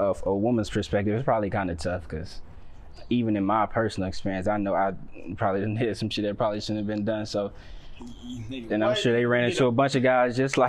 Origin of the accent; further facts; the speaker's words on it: Riverdale, Georgia, United States; I'm from the South Side, so I'm not from Atlanta. I know a lot of people like to claim every part. I'm from Clayton County, Riverdale.